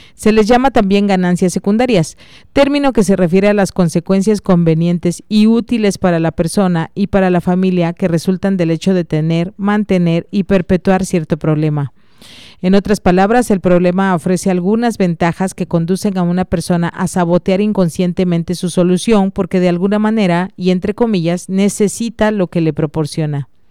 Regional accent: Mexico; como buenos mexicanos

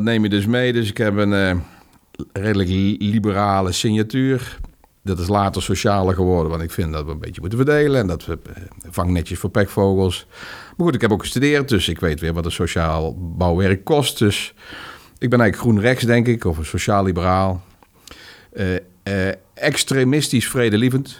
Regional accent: North Brabant, Netherlands; Brabants gezin, huisje, boompje, beestje, hondje

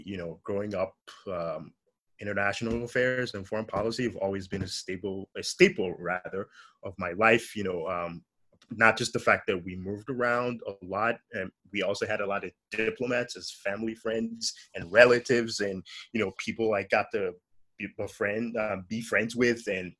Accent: London, United Kingdom; born there; moved away; also born or lived in Nigeria / United States / Italy; So I was born in London. My parents were Nigerian migrants to London. They moved to London in the late 70s and / early 80s.

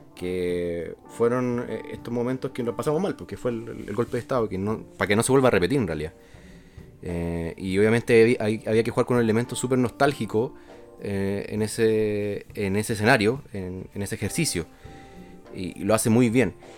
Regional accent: Chile; como chilenos

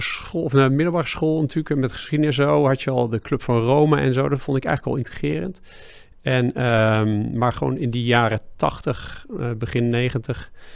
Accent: Driebergen, Utrecht, Netherlands; ik kom uit Driebergse.

